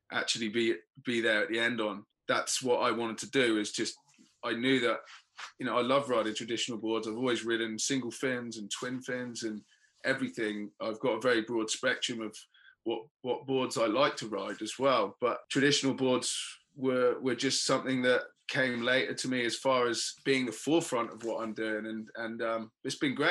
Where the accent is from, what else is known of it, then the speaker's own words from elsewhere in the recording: England, United Kingdom; being the English guy